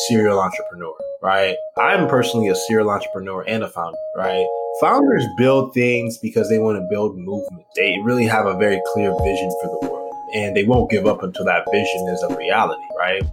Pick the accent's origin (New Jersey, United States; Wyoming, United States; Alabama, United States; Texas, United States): Texas, United States; Houston; also born or lived in Nigeria; grew up in Texas as a Southerner